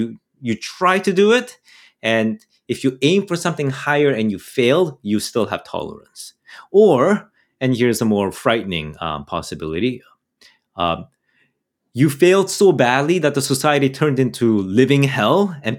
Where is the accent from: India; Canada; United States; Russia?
Canada; I'm a Canadian, all right? Guns are not really sort of urban Canadian.